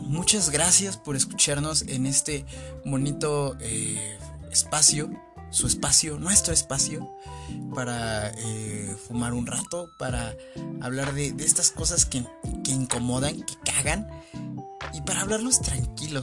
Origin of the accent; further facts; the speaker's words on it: Mexico; soy mexicano